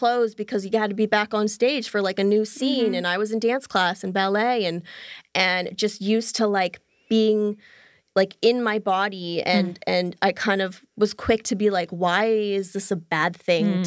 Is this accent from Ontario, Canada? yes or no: yes; Toronto, Ontario, Canada; I'm Canadian, so we have pretty hard winters in Toronto.